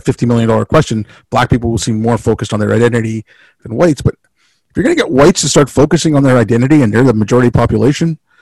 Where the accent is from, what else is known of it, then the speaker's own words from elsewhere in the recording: India; moved away; when I was growing up in India